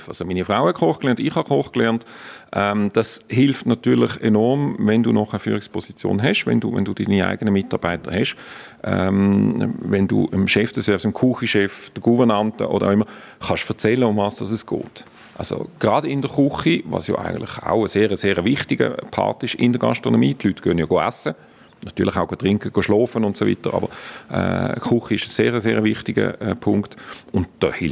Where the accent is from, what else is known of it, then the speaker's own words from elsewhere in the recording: Basel-Landschaft, Switzerland; now in Lenzerheide, Switzerland; Ich sage dann immer, ich bin kein Basler, ich bin Basel-Bieter. Ein Rapperswiler ist schließlich auch kein Zürcher.